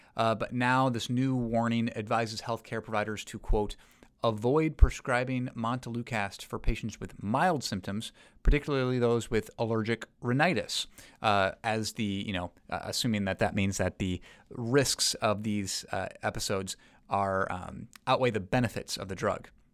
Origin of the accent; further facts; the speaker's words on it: United States; as an American